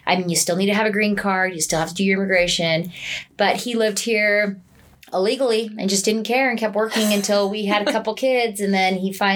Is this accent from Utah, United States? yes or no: yes; Utah, United States; I was born and raised here in Utah